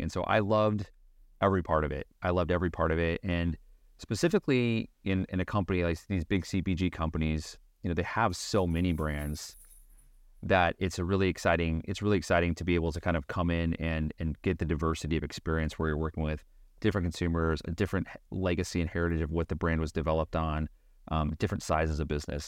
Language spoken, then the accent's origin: English; Beaverton, Oregon, United States; I grew up in Beaverton, Oregon.